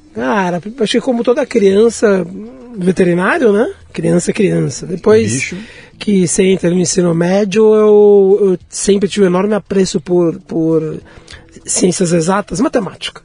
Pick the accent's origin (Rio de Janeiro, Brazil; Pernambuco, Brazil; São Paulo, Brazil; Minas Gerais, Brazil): São Paulo, Brazil; eu morei até, até a fase até né, entrar na idade adulta na Liberdade